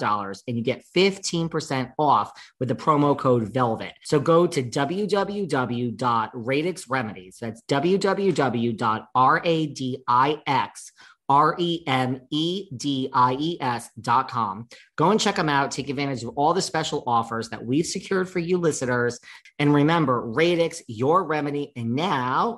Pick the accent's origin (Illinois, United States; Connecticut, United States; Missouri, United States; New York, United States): New York, United States; I'm a New Yorker